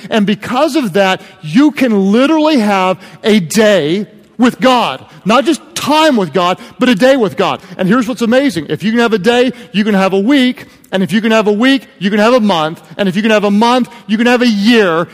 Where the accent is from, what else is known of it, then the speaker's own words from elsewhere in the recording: Oklahoma, United States; I'm from Oklahoma